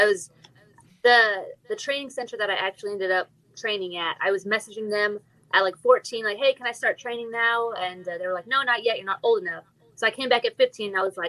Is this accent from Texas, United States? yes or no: yes; Fort Worth, Texas, United States; I'm 18 years old. I'm from Fort Worth, Texas